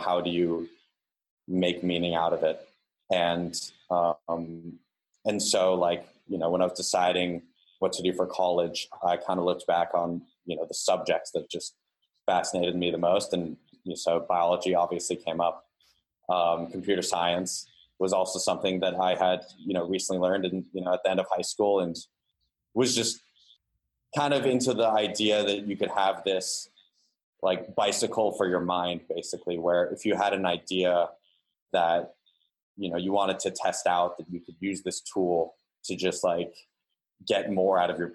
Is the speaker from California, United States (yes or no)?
yes; San Diego, California, United States; I am originally from San Diego, California. I grew up there until I was, you know, graduated high school